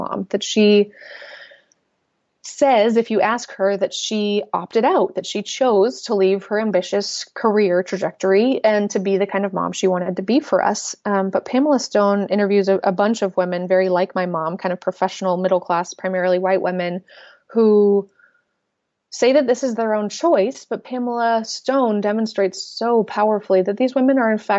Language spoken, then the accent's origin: English; Portland, Oregon, United States; also born or lived in Austin, Texas; now in St. Louis, United States; I grew up in Portland, Oregon